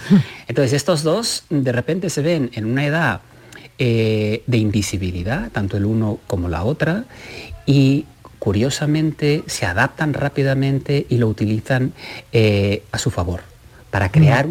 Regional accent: Catalonia, Spain; siendo catalán

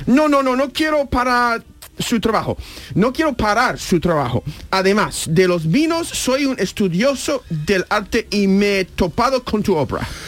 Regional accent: Andalusia, Spain; accent: Andalusian; mi acento andaluz

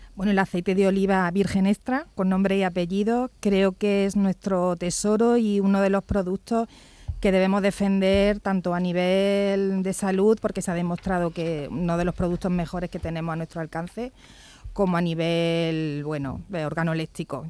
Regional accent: Jaén, Andalusia, Spain; como soy de Jaén

